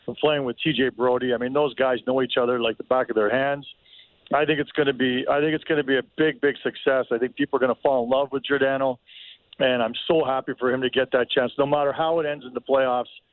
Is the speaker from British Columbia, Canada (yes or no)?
no; Toronto, Ontario, Canada; moved away; I'm from Toronto originally.